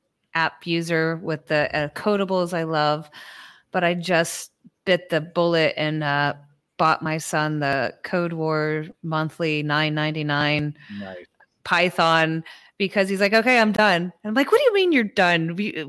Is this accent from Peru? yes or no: yes; Peru; English is a second language; now in United States; I was teaching, you know, what I came from Peru. I did a lot of robotics with Lego Mindstorms.